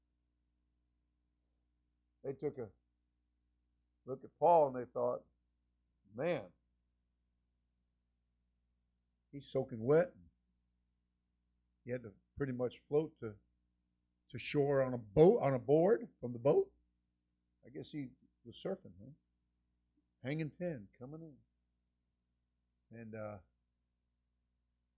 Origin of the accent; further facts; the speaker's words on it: South Florida, United States; I'm from South Florida